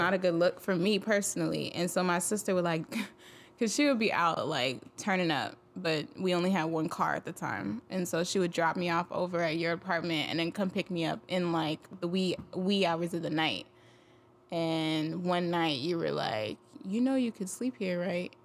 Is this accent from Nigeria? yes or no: yes; Nigeria; I'm Nigerian. We're not really raised to be interested in Greek life